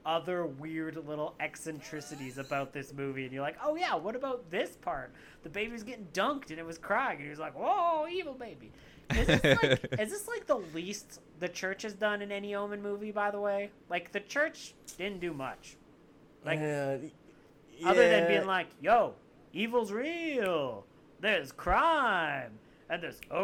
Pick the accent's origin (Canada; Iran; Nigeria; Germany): Canada; I am a Canadian. I'm super Canadian